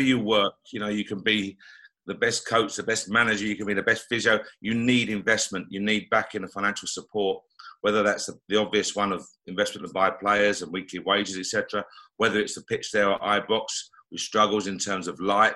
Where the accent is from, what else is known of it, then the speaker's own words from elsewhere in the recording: London, United Kingdom; as a kid growing up, you know, I was born in Tottenham, North London